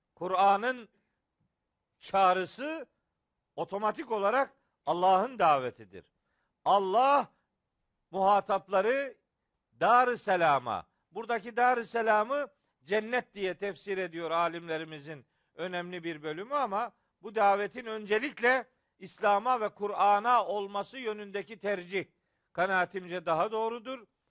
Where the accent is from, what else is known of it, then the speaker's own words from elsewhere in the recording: Trabzon, Turkey; also born or lived in Samsun; Trabzonluyum ben.